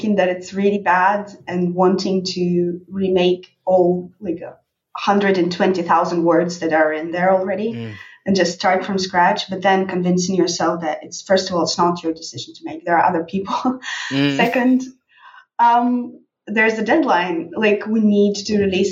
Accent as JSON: {"language": "English", "country": "Russia", "tie": "born or raised there", "second_language": "English", "said": "our lives growing up in Russia in a dystopian state"}